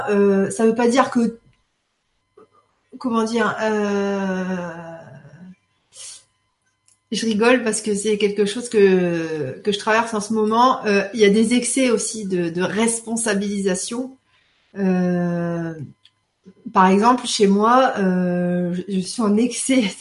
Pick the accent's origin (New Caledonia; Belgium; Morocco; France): Belgium; Lénie, ouf, je suis belge. Nous, on a voté pour la bière et le chocolat.